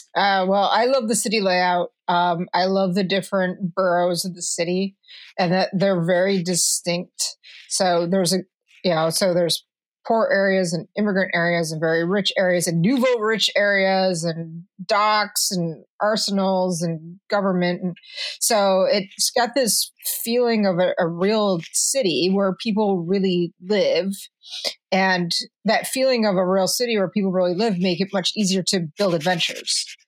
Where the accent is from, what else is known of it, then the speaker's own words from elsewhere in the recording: Detroit, Michigan, United States; I'm originally from Detroit, and apparently I only do Detroit things